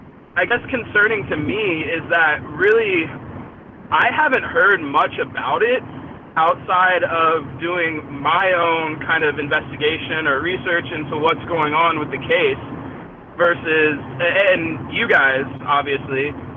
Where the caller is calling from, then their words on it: Los Angeles, California, United States; Hey, what's up, guys? … from L.A.